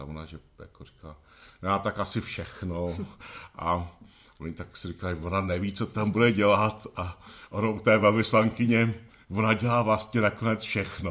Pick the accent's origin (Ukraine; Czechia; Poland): Czechia; Benešov, Central Bohemian Region; Rodák z Benešovska, z Benešova v podstatě, tak gymnázium Benešov